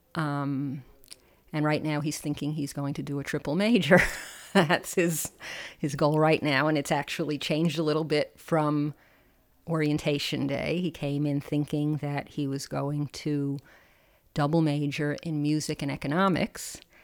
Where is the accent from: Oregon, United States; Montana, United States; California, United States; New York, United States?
New York, United States; New Rochelle; I was from New Rochelle, New York